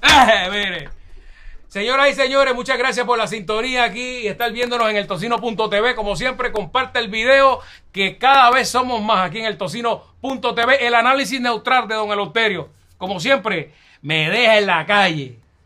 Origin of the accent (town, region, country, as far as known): Puerto Rico